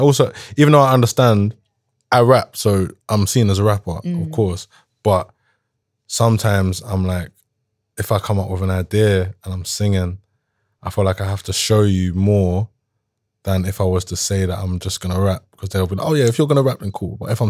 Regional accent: Jamaica; I'm not an Afrobeats artist. I'm Jamaican. I'll make dancehall if anything.

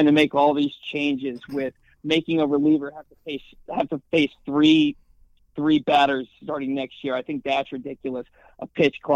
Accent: Harford County, Baltimore area, Maryland, United States; also born or lived in Towson, Maryland; I'm a Baltimore guy. I've lived in Harford County my entire life.

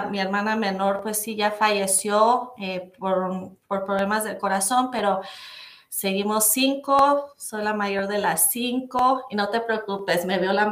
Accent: Torreón, Coahuila, Mexico; also born or lived in Durango, Mexico; yo nací en Torreón, Coahuila, México. Eh, de, pues mis papás eran casados, eh, tuvieron a mí y a mi hermana. Em, y luego como a los cuatro años se divorciaron. Eh, entonces mi hermana y yo estuvimos con, mi mamá un rato en Durango, Durango, y luego un rato en Torreón, Coahuila.

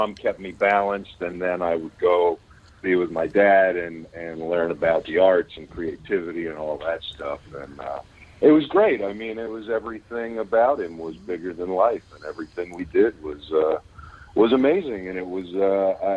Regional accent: Pittsburgh, Pennsylvania, United States; also born or lived in Los Angeles; now in Kentucky, United States; Born and raised in Pittsburgh and kind of traveled the country for a lot of years. Lived in L.A. for about 15 years. And I've been in Kentucky for the past 6 years now

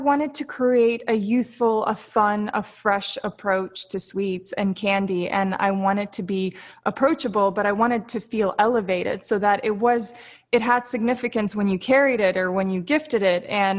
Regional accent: Florida, United States; also born or lived in Siberia, Russia / Sochi, Russia; I spent the first few years of my life in Russia. I was born in Siberia. I moved to Sochi. I was always moving around. I moved to Florida when I was 6 years old. So I'm I'm this traveler.

